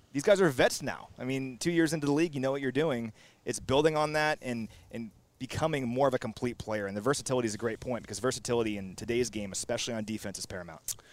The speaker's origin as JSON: {"language": "English", "town": "Kansas City", "region": "Missouri", "country": "United States", "tie": "born or raised there", "said": "I grew up in Kansas City."}